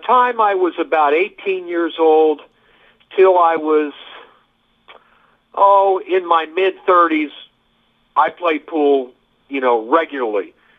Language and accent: English; Midwest, United States; So, it's just the way I was raised by my family. You know, I grew up in the Midwest. You've heard of Midwestern values